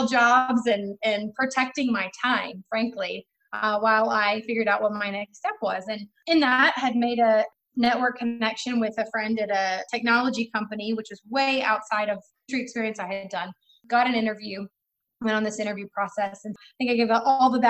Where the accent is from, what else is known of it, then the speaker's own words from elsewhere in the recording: Texas, United States; moved away; also born or lived in Florida / Arizona; I'm born and raised in Texas, went to Texas A&M